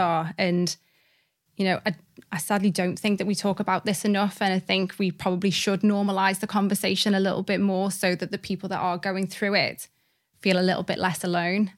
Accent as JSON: {"language": "English", "town": "Liverpool", "region": "North West England", "country": "United Kingdom", "tie": "born or raised there", "also_born_or_lived": "Cardiff, Wales", "said": "I was born in Cardiff, which is actually where all of my family are, are from. Um, and I'm really proud to be from Wales, but my mum kind of moved us to Liverpool quite quickly"}